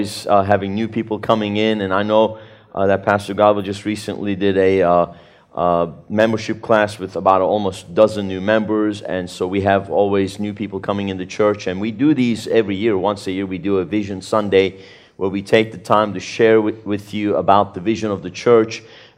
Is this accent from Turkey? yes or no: yes; Turkey; born there; But, you know, I was born in Turkey in 1970 into a Sunni Muslim family, as many of you know.